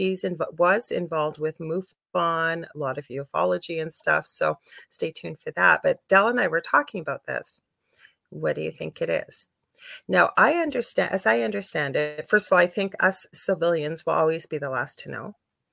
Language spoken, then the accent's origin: English; Canada; I'm from Canada